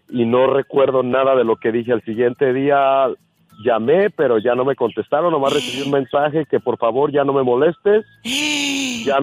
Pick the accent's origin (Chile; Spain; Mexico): Mexico; Jalisco; also born or lived in Michoacán, Mexico; now in Omaha, United States; yo nací en Michoacán, me crié en Jalisco y después vine a terminar aquí en Omaha, Nebraska.